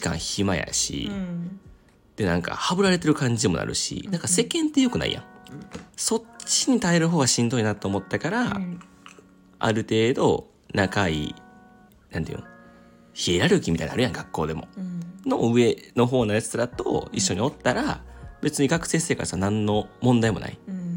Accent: Kansai, Japan; accent: Kansai dialect; 僕も関西在住で僕も関西生まれ関西育ちになってます

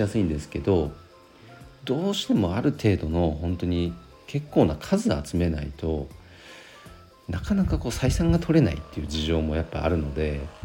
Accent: Nagano, Japan; 地元長野

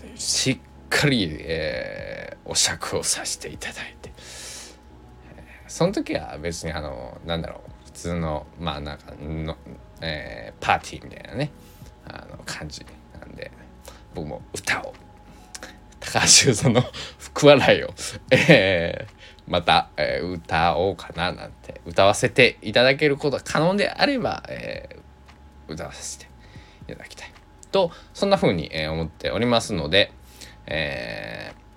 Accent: Kochi, Japan; 僕は出身、まあ、高知県なんです

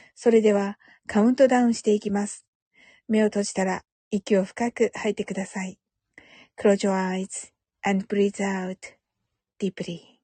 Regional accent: Kyushu, Japan; 九州人だから

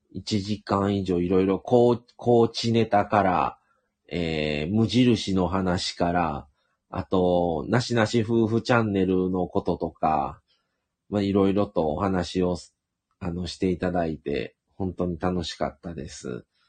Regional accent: Shiga, Japan; 僕はもともと、あの、滋賀県生まれがあって

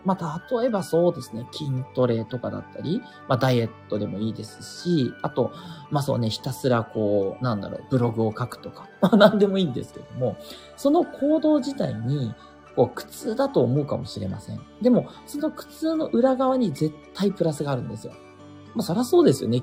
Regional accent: Japan; 国日本に生まれてる

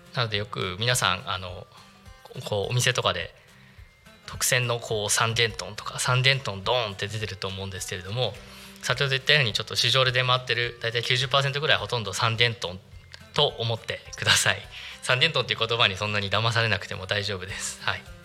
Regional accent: Narita, Chiba, Japan; 私実は出身は、えー、とお隣の成田市

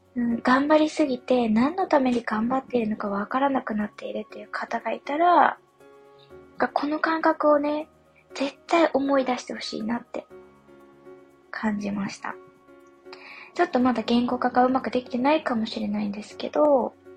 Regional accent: Yamagata, Japan; moved away; 地元が山形なので山形の記憶

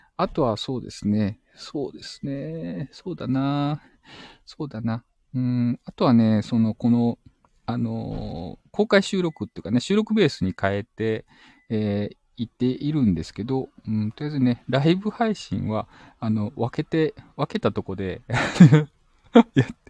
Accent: Shizuoka, Japan; 地元静岡

